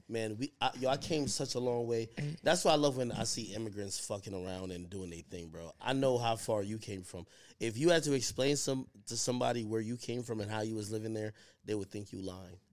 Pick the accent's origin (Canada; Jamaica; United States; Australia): Jamaica; Spanish Town; moved away; I come from Jamaica